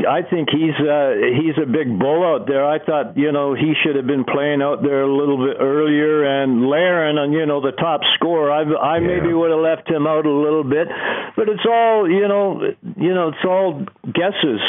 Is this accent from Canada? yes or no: yes; Canada; I was so proud being a Canadian